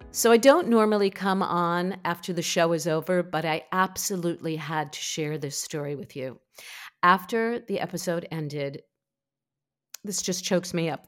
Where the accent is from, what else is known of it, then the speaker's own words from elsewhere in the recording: New York, United States; I'm a New Yorker